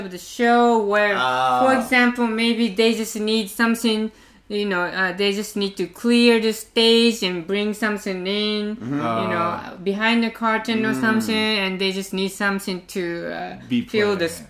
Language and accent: English; Los Angeles, California, United States; also born or lived in Japan; now in Tokyo, Japan; Well, I'm from Japan, but I wasn't spending many years in Los Angeles.